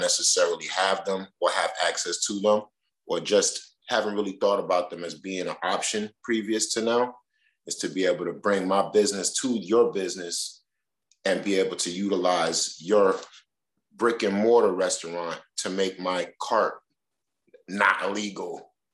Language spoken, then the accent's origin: English; New York City, New York, United States; my mom's neighborhood where I grew up at is always home base